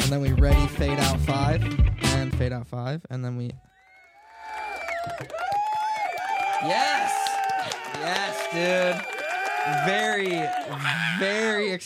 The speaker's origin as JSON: {"language": "English", "town": "Kalamazoo", "region": "Michigan", "country": "United States", "said": "Kalamazoo, baby. 269."}